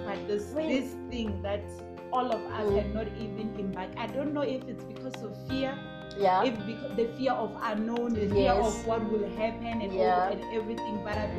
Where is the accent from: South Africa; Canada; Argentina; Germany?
South Africa; Limpopo; I mean, I come from Limpopo, the other one in KwaZulu-Natal